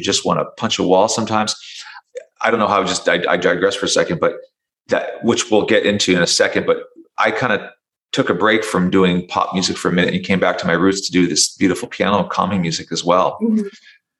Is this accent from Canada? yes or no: yes; Canada; I'm French Canadian as well